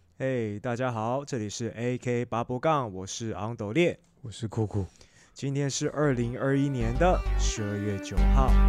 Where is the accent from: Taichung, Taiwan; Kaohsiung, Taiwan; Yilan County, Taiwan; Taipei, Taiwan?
Taipei, Taiwan; 那时候我小时候， 那时候小时候住在南港